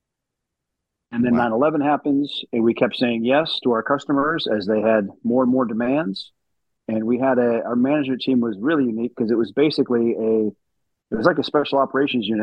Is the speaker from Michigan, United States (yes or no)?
yes; West Michigan, United States; I was born and raised in West Michigan